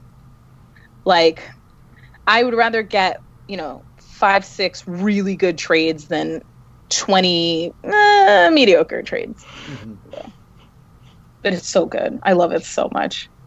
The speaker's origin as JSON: {"language": "English", "region": "New York", "country": "United States", "tie": "born or raised there", "said": "My hometown show, so I got to go to New York"}